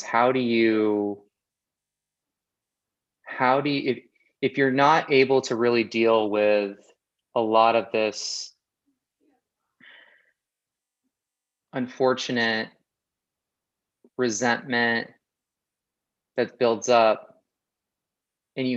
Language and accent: English; Oak Park, California, United States; I grew up in the outskirts of Los Angeles, a town called Oak Park.